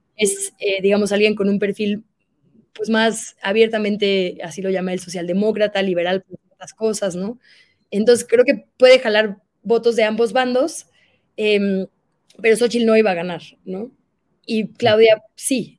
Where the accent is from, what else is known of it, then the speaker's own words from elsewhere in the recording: Monterrey, Nuevo León, Mexico; yo soy de Monterrey